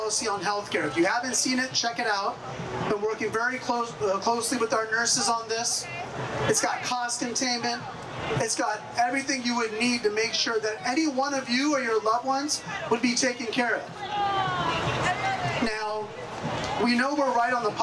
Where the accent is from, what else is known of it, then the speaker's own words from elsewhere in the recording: San Jose, California, United States; my hometown of San Jose